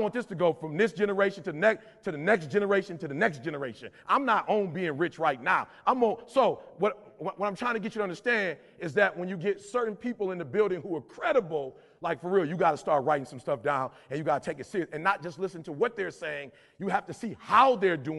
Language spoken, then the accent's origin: English; Detroit, Michigan, United States; I'm from Detroit, blue collar